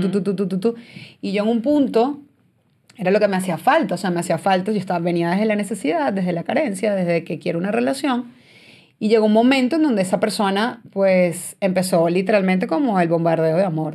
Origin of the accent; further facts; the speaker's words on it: San Antonio de los Altos, Miranda, Venezuela; moved away as an adult; also born or lived in Boston, United States; now in United States; yo soy de San Antonio de los Altos